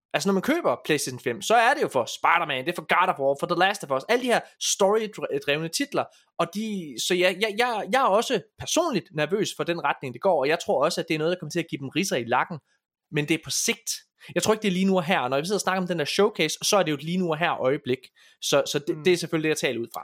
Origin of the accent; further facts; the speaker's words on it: Ølgod, Southern Denmark, Denmark; det er der, hvor jeg kommer fra.